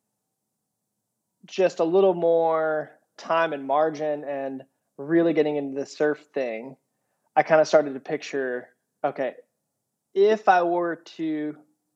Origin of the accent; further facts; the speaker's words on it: hometown near Orange, California, United States; I stayed here in my hometown. I went to Chapman University right up the road in Orange